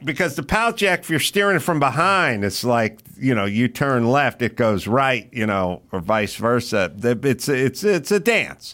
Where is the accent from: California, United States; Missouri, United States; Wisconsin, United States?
California, United States; Los Angeles; I grew up in California and I grew up with these same people